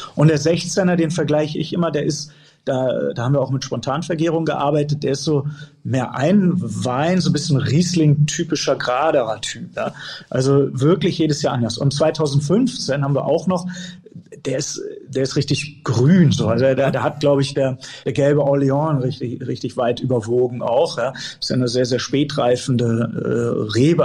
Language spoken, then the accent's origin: German; Erbach, Hesse, Germany; also born or lived in Bonn / Fribourg, Switzerland; Ich bin ja aufgewachsen mitten im Weingut